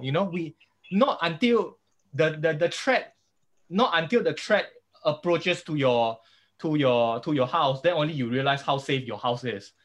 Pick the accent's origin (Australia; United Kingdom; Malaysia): Malaysia; as a Malaysian architects.